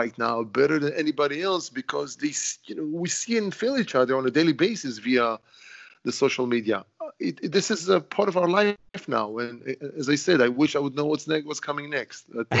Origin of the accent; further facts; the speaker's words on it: Israel; born there; English is a second language; I was born in Israel, and I'm saying, you know, I'm 55 years old with 50 years experience in stone